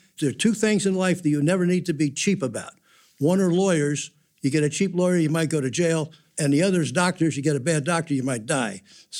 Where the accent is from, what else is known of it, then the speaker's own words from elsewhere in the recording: New Jersey, United States; I grew up in New Jersey, and my dad worked on Wall Street.